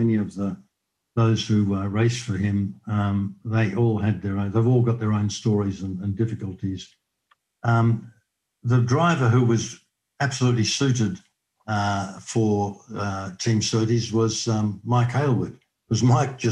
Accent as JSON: {"language": "English", "country": "Australia", "moved": "as an adult", "said": "being an Australian"}